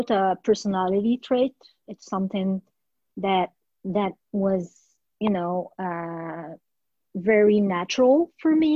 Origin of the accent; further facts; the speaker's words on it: Morocco; moved away as an adult; also born or lived in France / Australia; now in Canada; born and raised in Morocco